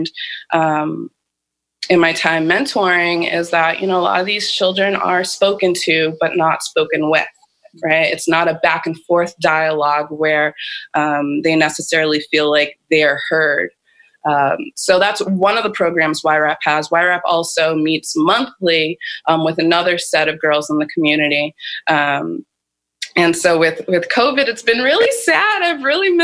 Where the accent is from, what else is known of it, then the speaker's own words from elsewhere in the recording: Boston, Massachusetts, United States; moved away as an adult; also born or lived in New Jersey; now in Bakersfield, United States; I grew up in Boston. I grew up in the city